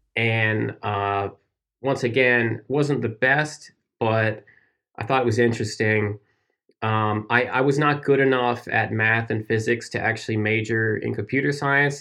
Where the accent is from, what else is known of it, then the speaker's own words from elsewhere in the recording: United States; my home state's beer